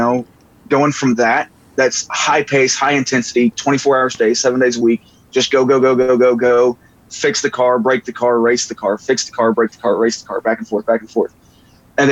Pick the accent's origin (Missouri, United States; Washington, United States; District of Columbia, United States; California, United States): Missouri, United States; moved away as an adult; now in Texas, United States; I grew up hunting in Missouri